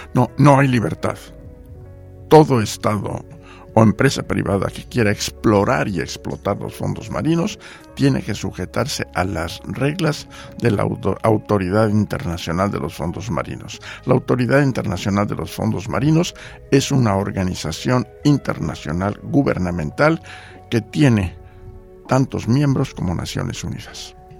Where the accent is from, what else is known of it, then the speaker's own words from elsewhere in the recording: Mexico City, Mexico; moved away as an adult; also born or lived in Geneva, Switzerland / Washington, United States / Poland / Jamaica; Yo nací en la Ciudad de México, mi familia